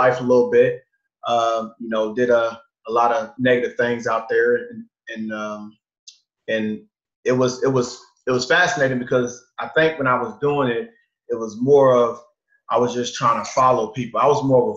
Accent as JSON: {"language": "English", "town": "Columbia", "region": "Missouri", "country": "United States", "tie": "born or raised there", "also_born_or_lived": "St. Louis, Missouri", "said": "I grew up in Missouri. I'm originally from Columbia, Missouri, which is a small town"}